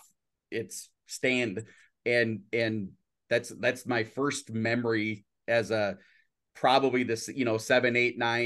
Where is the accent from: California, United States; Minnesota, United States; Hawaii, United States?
Minnesota, United States; Brainerd; I'm from Brainerd. That's where I live. And North Central Speedway is 5 miles from my house. I grew up 15 miles from North Central Speedway